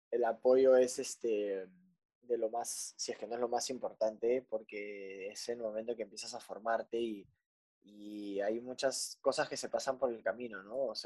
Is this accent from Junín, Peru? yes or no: no; Punta Hermosa, Lima, Peru; yo básicamente crecí, nací en Punta Hermosa.